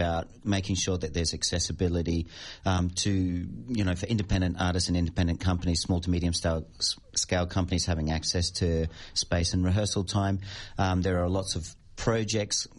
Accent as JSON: {"language": "English", "country": "Australia", "also_born_or_lived": "Madrid, Spain", "moved": "as an adult", "said": "I'm kind of like a plastic Australian at the moment. I'm going, yeah, I'm Australian. Am I 20 years out of the country's"}